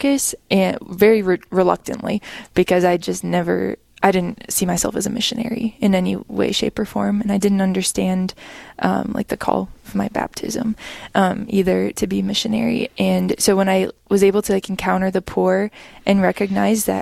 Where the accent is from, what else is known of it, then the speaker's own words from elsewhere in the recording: Killdeer, North Dakota, United States; I grew up in or around Killdeer, North Dakota, on a farm with a really big family